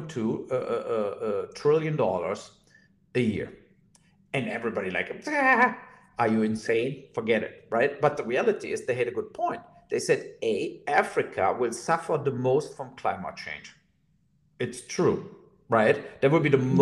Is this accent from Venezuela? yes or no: no; Mainz, Rhineland-Palatinate, Germany; in Mainz in my hometown